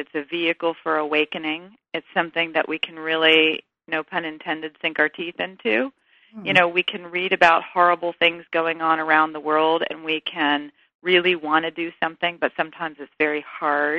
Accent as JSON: {"language": "English", "region": "the South", "country": "United States", "said": "I'm a girl from the South"}